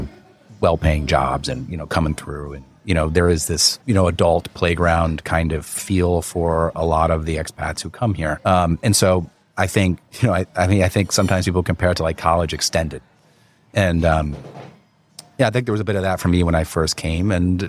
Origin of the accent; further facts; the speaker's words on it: New York, United States; now in Hong Kong; And I saw them a few times growing up in New York.